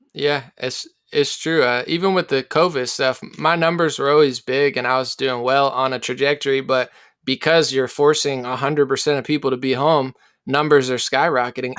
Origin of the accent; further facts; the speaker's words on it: Central New Jersey, United States; moved away as an adult; also born or lived in West Virginia; now in California, United States; I'm from New Jersey